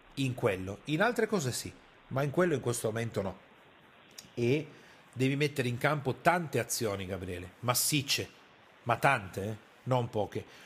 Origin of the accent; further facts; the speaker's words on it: Piedmont, Italy; io sono piemontese e arrivo da quella cultura lì